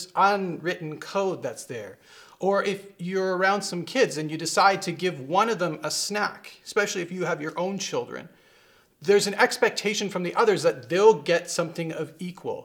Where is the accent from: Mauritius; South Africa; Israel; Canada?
Canada; Vancouver, British Columbia; I grew up around Vancouver